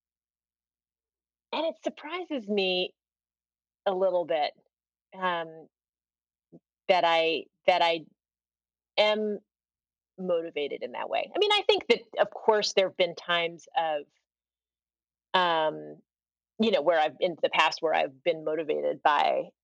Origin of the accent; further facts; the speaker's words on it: Washington, District of Columbia, United States; I grew up in Washington, D.C.